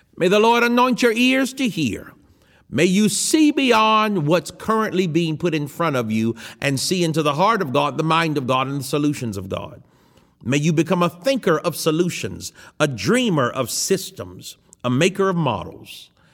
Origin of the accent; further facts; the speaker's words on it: United States; I am an American